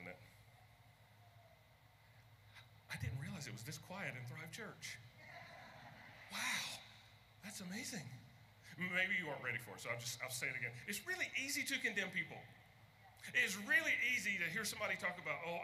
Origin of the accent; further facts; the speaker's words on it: Hampton Roads, Virginia, United States; I'm from the Hampton Roads area